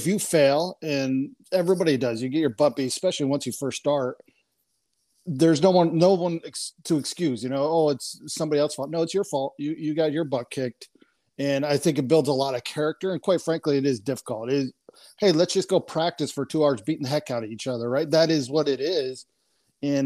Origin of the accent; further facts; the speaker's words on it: Wayland, New York, United States; I grew up in upstate New York, a little two-stoplight town